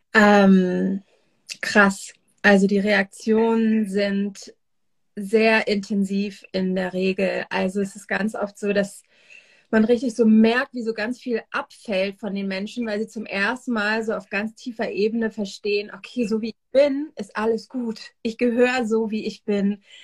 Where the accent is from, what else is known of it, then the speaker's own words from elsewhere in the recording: Northern Germany, Germany; moved away as an adult; now in Israel; ich komme eigentlich aus dem Norden von Deutschland, wo ich auch jetzt gerade bin. Ich bin tatsächlich gerade in meinem alten Kinderzimmer